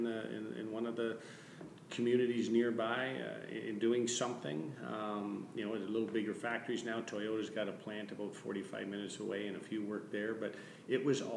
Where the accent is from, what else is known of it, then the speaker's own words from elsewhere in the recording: Arthur, Ontario, Canada; moved away; I'm so proud of my hometown. I grew up in a little wee place called Arthur, Ontario.